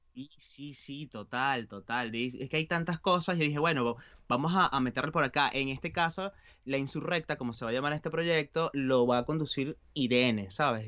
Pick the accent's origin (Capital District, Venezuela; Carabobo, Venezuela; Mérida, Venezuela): Carabobo, Venezuela; Valencia; moved away as an adult; also born or lived in Buenos Aires, Argentina; now in Galicia, Spain; yo crecí en un apartamento en Valencia